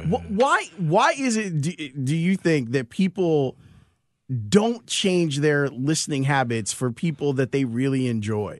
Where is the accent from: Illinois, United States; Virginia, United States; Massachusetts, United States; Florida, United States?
Illinois, United States; Chicago; growing up in Roseland, we never went north, ever